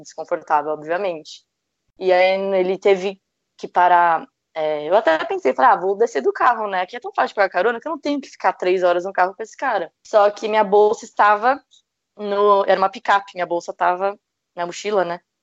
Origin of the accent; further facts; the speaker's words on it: Brazil; era brasileira